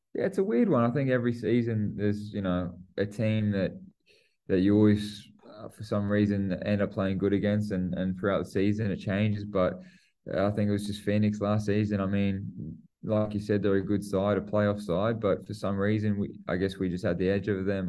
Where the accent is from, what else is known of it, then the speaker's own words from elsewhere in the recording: New Zealand; I'm a Kiwi and I play for the Aussies